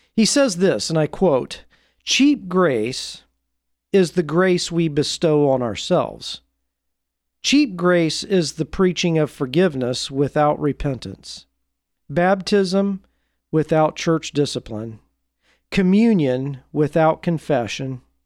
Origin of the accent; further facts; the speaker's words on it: Portland, Oregon, United States; my hometown, Portland, Oregon